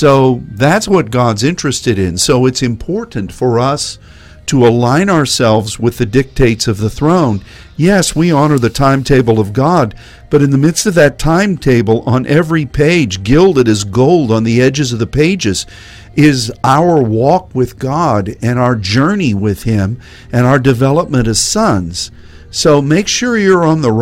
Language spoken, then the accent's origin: English; Texas, United States; as a Texan